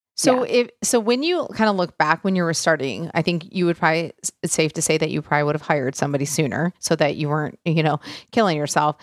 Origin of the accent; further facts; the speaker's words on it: Michigan, United States; I grew up in Michigan